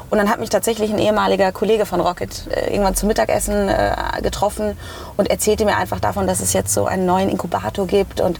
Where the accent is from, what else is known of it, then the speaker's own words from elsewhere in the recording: Hanau, Hesse, Germany; also ich immer, ich komme aus Frankfurt. Also eigentlich komme ich nicht direkt aus Frankfurt, äh, ich komme